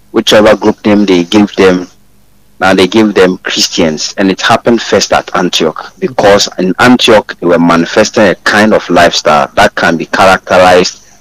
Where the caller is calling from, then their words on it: Kokobin, Ashanti, Ghana; I'm … calling from Kokobin.